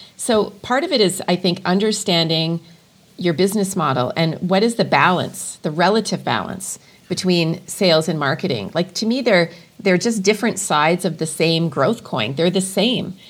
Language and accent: English; Edmonton, Alberta, Canada; now in Calgary, Canada; it's my my adopted hometown, uh, but I'm originally from Edmonton